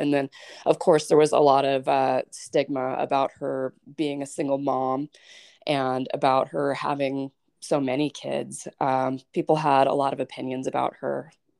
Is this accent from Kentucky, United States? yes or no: no; Douglas, Wyoming, United States; I grew up in Douglas, and I was part of the punk rock scene in central Wyoming and eastern Wyoming.